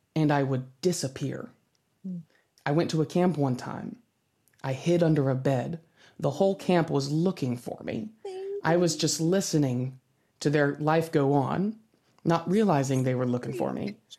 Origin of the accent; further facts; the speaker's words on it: United States; I'm American